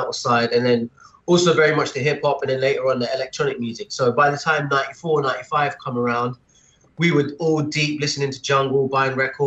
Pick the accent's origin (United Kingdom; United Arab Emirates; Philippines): United Arab Emirates; Dubai; I was born in Dubai, Rashid Hospital, 1980. So grew up over here